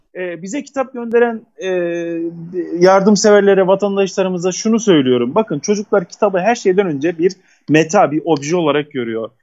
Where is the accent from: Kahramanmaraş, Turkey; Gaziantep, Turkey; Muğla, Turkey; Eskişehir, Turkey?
Kahramanmaraş, Turkey; also born or lived in Istanbul; Elbistan bizim Maraş'ımızın bir ilçesi